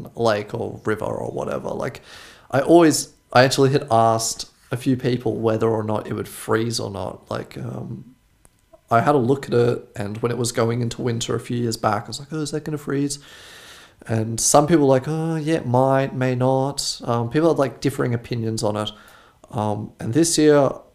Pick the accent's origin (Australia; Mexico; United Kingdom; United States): Australia; now in Germany; I'm from Australia